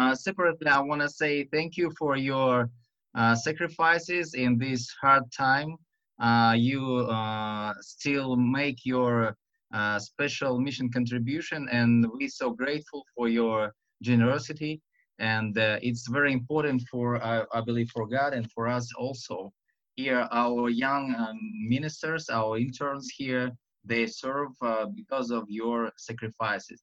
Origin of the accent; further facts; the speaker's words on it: Russia; English is a second language; this Russian and to my silly accent